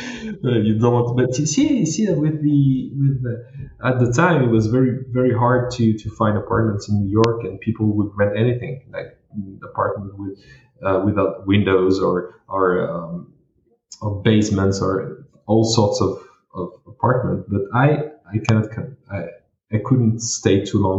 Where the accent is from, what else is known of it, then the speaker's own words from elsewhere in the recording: Paris, Île-de-France, France; moved away; I grew up in a small village inside of Paris called Charonne.